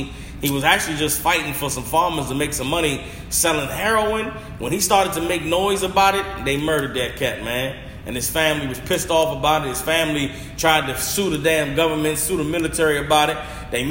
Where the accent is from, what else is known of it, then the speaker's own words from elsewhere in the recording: Atlanta, Georgia, United States; And I'm a man from Atlanta, the same city where Martin Luther King was